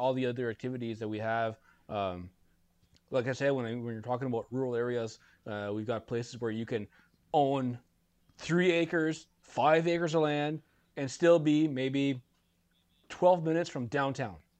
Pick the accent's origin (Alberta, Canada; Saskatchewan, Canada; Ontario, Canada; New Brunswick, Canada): New Brunswick, Canada; Bathurst; growing up in Bathurst